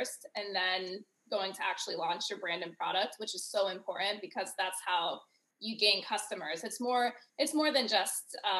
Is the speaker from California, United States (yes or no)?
no; Ohio, United States; my experience growing up in Ohio